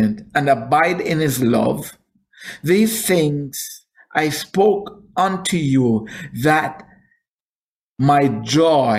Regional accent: Jamaica; moved away; I am not a black American, I am Jamaican

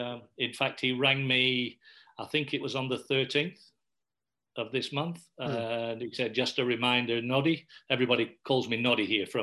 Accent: England, United Kingdom; accent: English; moved away as an adult; now in Australia; the only thing English about me is my accent. I came 52 years ago. It's 53 years

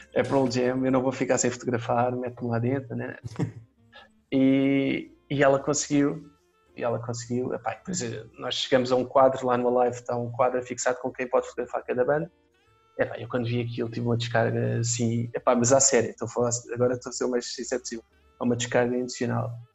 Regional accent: Faro, Algarve, Portugal; Eu, eu sou de Faro, nasci cá, mas uh, vivi em Faro desde puto

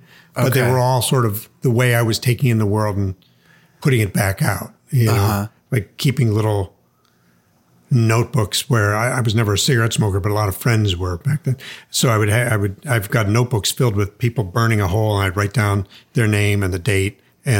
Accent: Chicago, Illinois, United States; born there; I was born in Chicago, but they were from there.

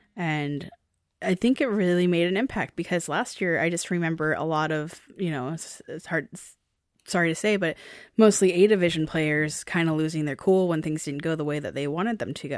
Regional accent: Seattle, Washington, United States; I'm from Seattle

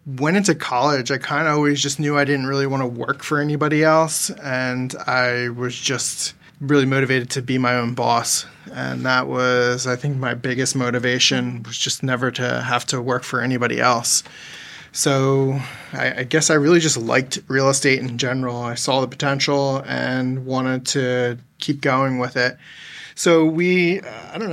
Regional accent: New Jersey, United States; I grew up in South Jersey

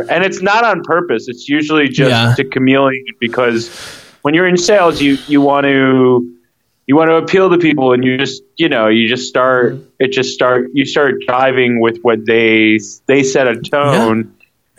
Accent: Midwest, United States; accent: Midwest; My father made fun of my Midwest accent as a child

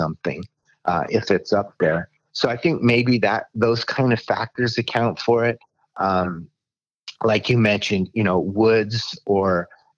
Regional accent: Washington, United States; now in Arizona, United States; I was born and raised in Washington State. And when I moved to Arizona in 1980

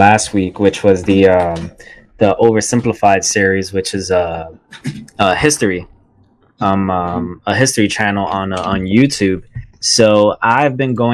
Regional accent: United States; as an American

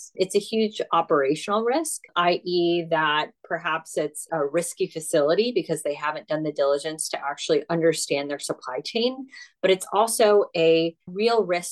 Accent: United States; accent: American; I'm American

